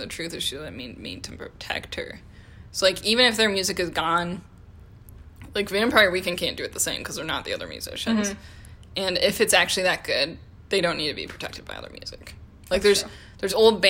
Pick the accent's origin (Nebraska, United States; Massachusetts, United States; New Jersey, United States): Nebraska, United States; We are from Nebraska, so we say, no, yeah, no, or yeah, no, yeah.